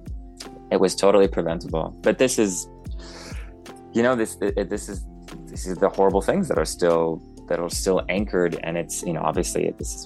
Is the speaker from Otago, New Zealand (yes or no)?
no; Tairāwhiti, Gisborne, New Zealand; moved away; We ended up actually moving back to my hometown of Te Rāwhiti